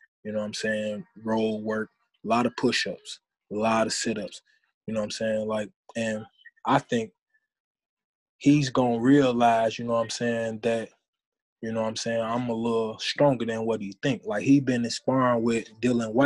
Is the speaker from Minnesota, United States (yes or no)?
no; Chicago, Illinois, United States; I'm from Chicago